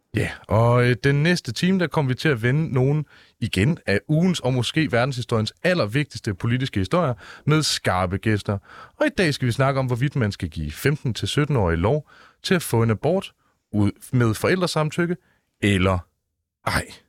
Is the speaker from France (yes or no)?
no; Mårslet, Central Denmark Region, Denmark; jeg er fra Morslet.